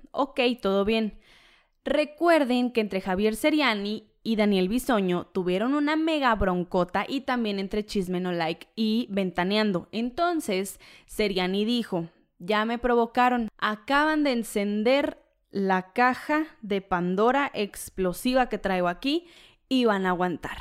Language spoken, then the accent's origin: Spanish; Jalisco, Mexico; soy de Jalisco